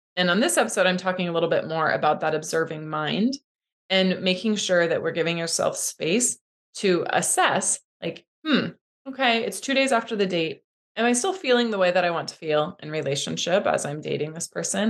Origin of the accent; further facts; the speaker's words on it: Midwest, United States; I grew up in the Midwest